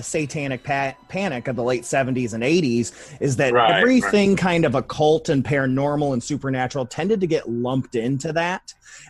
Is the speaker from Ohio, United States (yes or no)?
yes; Toledo, Ohio, United States; also born or lived in Cleveland, Ohio / Olmsted Falls, Ohio; I grew up in Toledo and Cleveland, so not too far from one another. Yeah, I grew up in, I spent my summers in Olmsted Falls.